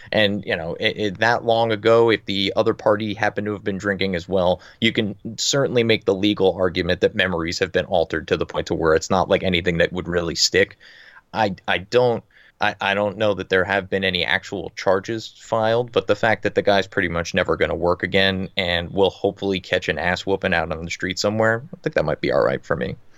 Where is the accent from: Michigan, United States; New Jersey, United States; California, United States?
New Jersey, United States; I'm from New Jersey